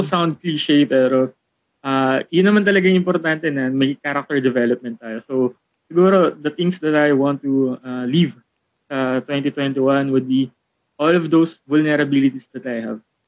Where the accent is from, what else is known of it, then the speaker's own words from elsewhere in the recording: Philippines; tayo kasi as a Filipino